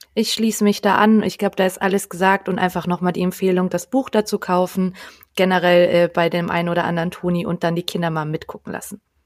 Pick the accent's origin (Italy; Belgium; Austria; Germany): Austria; da ich ja gebürtige Österreicherin bin